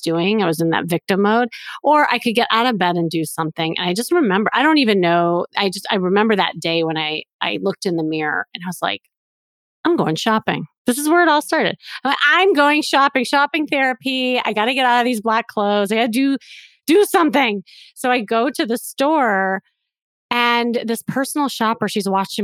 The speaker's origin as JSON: {"language": "English", "town": "Chicago", "region": "Illinois", "country": "United States", "said": "I am from Chicago and I had this kind of traditional life."}